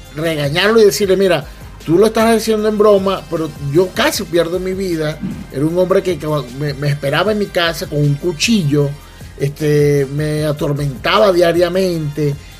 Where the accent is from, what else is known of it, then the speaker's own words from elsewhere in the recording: Venezuela; como buen venezolano